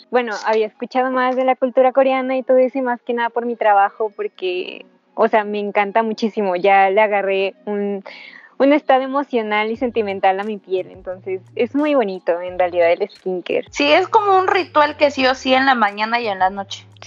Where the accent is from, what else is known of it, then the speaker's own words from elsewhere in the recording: Nezahualcóyotl, State of Mexico, Mexico; tú eres de Catepec, yo, yo era de Nesa.